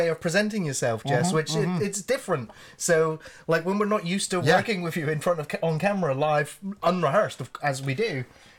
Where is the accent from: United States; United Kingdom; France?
United Kingdom; To learn the ins and outs and know my legal standing on YouTube as a British person